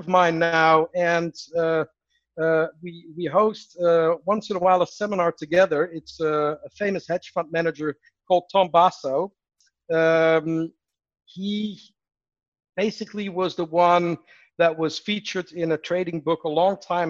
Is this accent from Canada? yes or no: no; Netherlands; moved away; I'm from the Netherlands originally